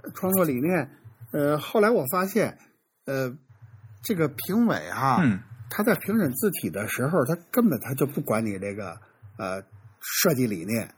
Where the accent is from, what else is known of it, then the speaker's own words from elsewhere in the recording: China; 我觉得我们中国人做宋体、做黑体